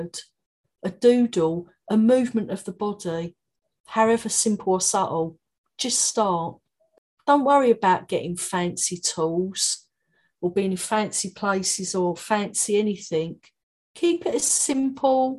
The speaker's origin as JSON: {"language": "English", "region": "London", "country": "United Kingdom", "accent": "Cockney", "moved": "as an adult", "lives_now": "Brighton, United Kingdom", "said": "My Cockney accent"}